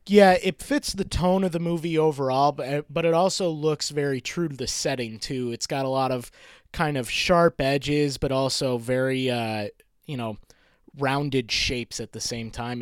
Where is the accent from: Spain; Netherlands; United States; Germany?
United States; Rochester, New York; moved away as an adult; also born or lived in Maine; I moved out and moved back to my hometown of Rochester, New York.